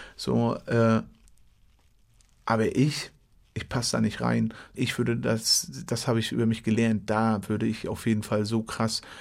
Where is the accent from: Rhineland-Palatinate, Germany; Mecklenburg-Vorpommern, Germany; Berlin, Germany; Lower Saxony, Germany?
Mecklenburg-Vorpommern, Germany; Western Pomerania; Ich komme aus Mecklenburg, aus Vorpommern